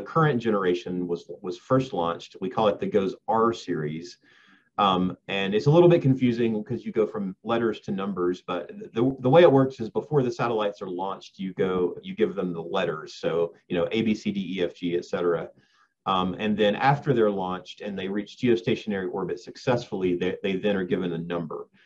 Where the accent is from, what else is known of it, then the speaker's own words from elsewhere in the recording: Jasper, Georgia, United States; moved away as an adult; now in Fort Collins, United States; I grew up in Georgia, North Georgia, about an hour north of Atlanta